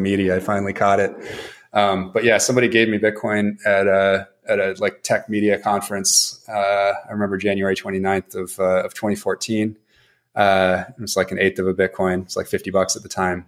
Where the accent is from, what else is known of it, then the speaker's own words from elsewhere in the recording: Seattle, Washington, United States; moved away as an adult; also born or lived in Chicago / New York / Missouri; now in California, United States; I grew up in Seattle. That's the family seat